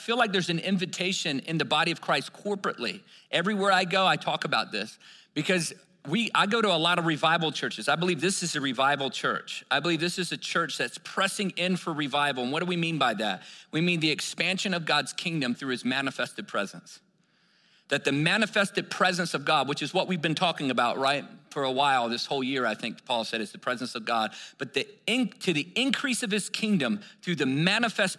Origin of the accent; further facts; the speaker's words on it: Virginia, United States; I grew up in Virginia where you could throw a rock and hit three churches by accident.